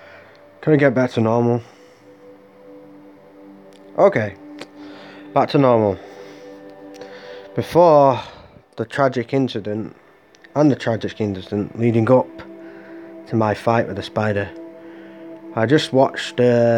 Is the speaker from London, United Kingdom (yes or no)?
no; Larne, Northern Ireland, United Kingdom; in a week I'm going back to my hometown in Larn, if you know where that is, in Northern Ireland, where I was born